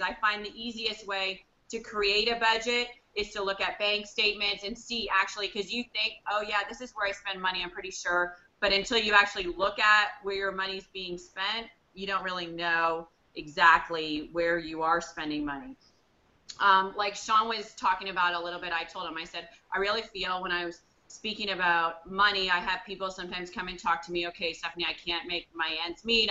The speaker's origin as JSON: {"language": "English", "country": "Canada", "said": "I'm in Canada, I'm Canadian"}